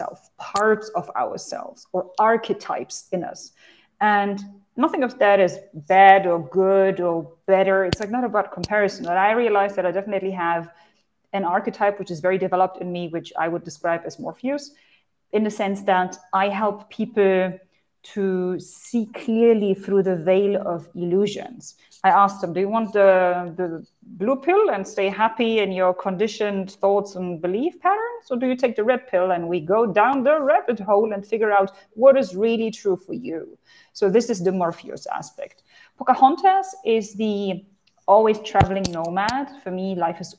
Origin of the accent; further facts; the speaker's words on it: Hanover, Lower Saxony, Germany; moved away as an adult; also born or lived in United Arab Emirates; I'm originally from Hanover, Germany.